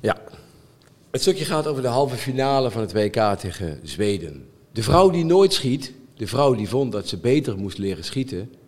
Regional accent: Limburg, Netherlands; moved away; ik ben opgegroeid in Limburg vroeger

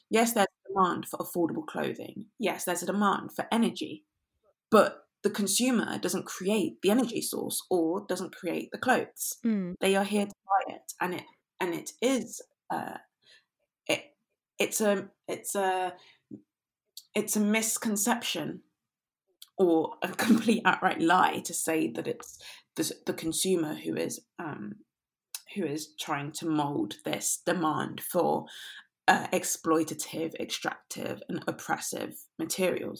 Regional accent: London, United Kingdom; growing up I grew up in London, but the part of London I grew up in was quite leafy

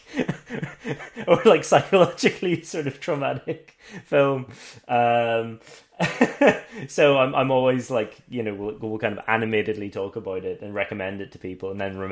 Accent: Northern Ireland, United Kingdom; I grew up in the Black North.

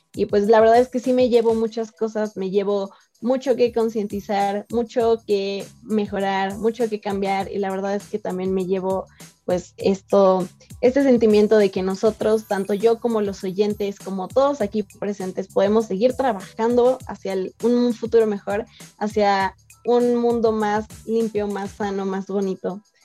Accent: Mexico; como mexicanos

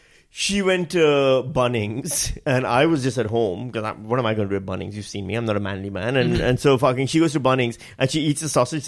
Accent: Pakistan; moved away; I'm Pakistani.

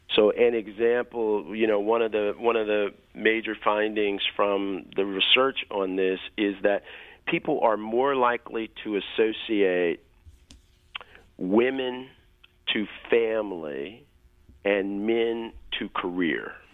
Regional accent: Kansas City, Missouri, United States; I grew up in Kansas City, Missouri

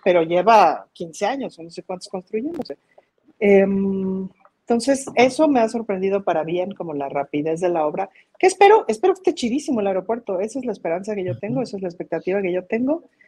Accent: Mexico; como mexicanos

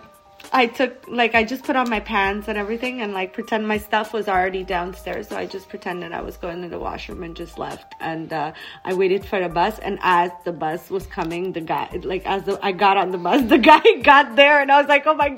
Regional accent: Montreal, Quebec, Canada; I'm from Montreal, right? So at the time I was living, I was probably like 17 or 16 or something

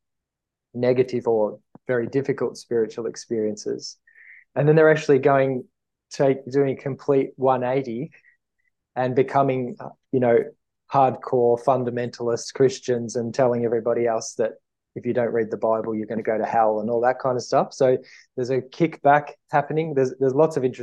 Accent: Australia; I'm an Aussie from Australia

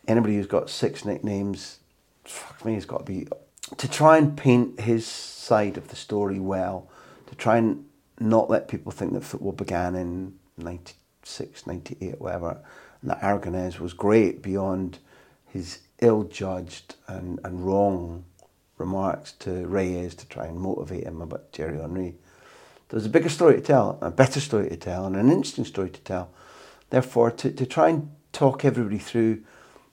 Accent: United Kingdom; moved away; as a Brit abroad

